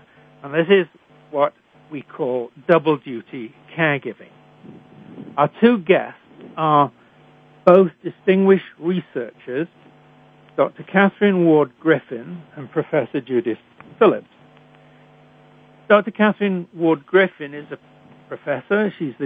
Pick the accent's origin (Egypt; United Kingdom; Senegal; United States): United Kingdom; accent: British; moved away; also born or lived in Canada; I was trained in Britain, as I'm sure you can tell from my accent